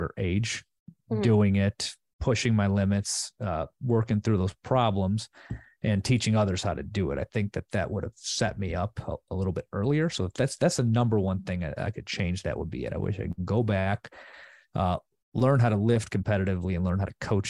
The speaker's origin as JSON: {"language": "English", "area": "Chicago western suburbs", "region": "Illinois", "country": "United States", "said": "I'm originally from the Chicago suburbs, West suburbs"}